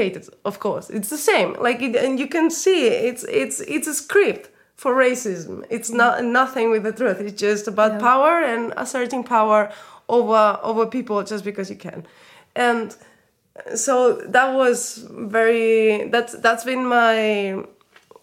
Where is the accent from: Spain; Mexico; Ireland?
Spain; now in Berlin, Germany; I come from Spain. I grew up in Spain. All my whole family is Spanish.